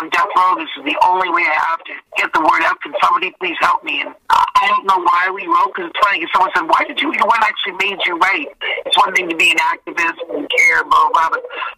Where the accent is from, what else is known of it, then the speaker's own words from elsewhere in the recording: Canada; I'm a Canadian girl.